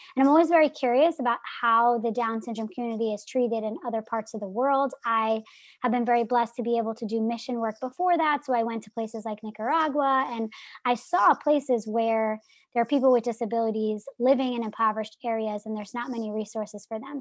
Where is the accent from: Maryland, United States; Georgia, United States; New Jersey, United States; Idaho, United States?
New Jersey, United States; I'm from New Jersey